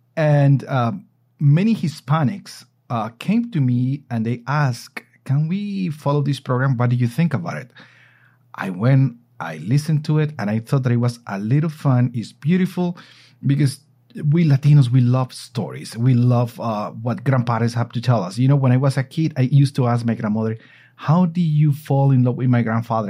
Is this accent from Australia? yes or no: no; Colombia; I am here in my hometown in Colombia.